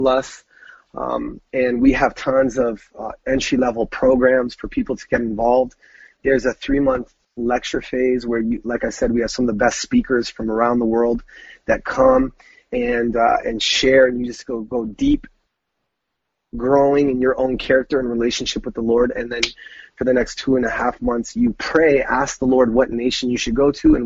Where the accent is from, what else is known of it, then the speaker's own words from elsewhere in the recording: Brantford, Ontario, Canada; growing up in Brantford, right? So that's the Toronto area